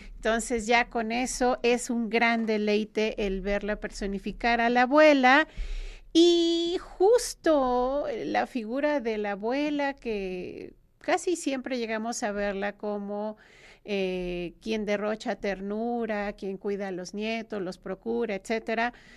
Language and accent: Spanish; Mexico; como mexicanos